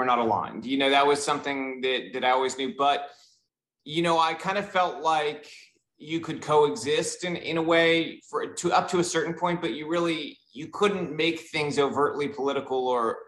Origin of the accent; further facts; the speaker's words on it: Southern California, United States; I grew up in Southern California, surprisingly not Miami like most Cubans